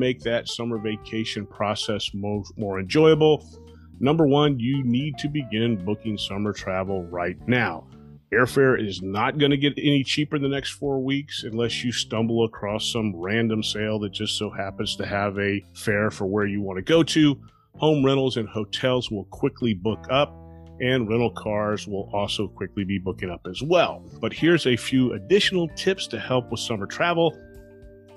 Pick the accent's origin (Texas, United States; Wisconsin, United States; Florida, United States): Florida, United States; South; growing up in South Florida